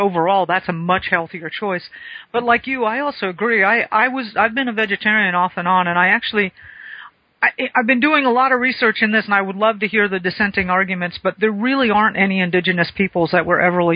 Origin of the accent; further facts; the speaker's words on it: South Florida, United States; moved away; I grew up in South Florida, still got family